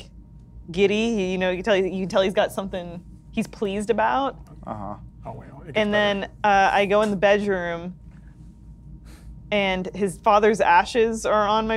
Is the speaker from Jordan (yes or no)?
no; Canada; growing up in Canada